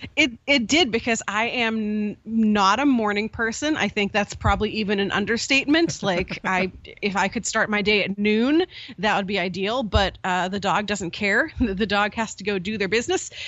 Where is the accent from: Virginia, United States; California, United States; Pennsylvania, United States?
Pennsylvania, United States; Pittsburgh; I grew up in Pittsburgh